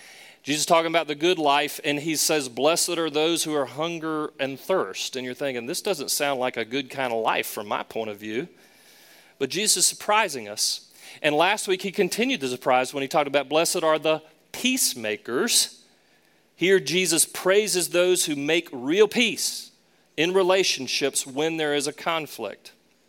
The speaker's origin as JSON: {"language": "English", "region": "the South", "country": "United States", "said": "Now, of course, I talk funny too. I'm from the South. I say, hey, y'all, and things like that."}